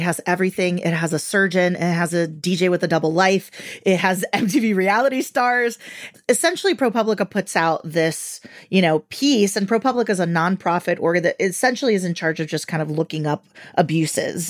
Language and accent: English; Venezuela; moved away; I'm from Venezuela